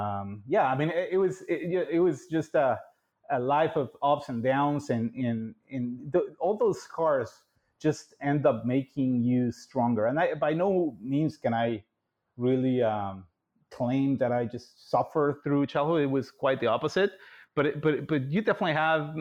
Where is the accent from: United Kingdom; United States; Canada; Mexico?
Mexico; Mexico City; born and raised in Mexico City to a very large and united family